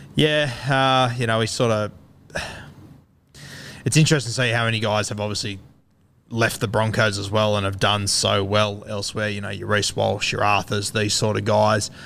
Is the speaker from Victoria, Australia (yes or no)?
no; Queensland, Australia; as a Queenslander